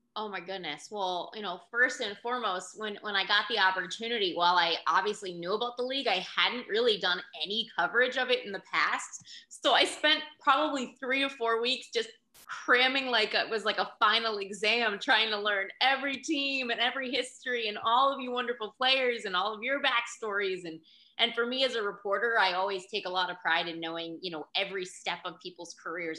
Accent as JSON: {"language": "English", "town": "Pittsburgh", "region": "Pennsylvania", "country": "United States", "tie": "born or raised there", "moved": "as an adult", "lives_now": "Florida, United States", "said": "I grew up in Pittsburgh and and it was a, a big hockey family."}